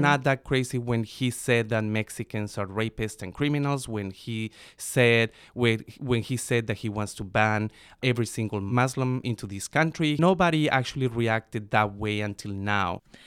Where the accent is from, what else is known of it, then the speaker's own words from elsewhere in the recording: Bogota, Bogotá Capital District, Colombia; now in United States; I was born and raised in Bogota, Colombia.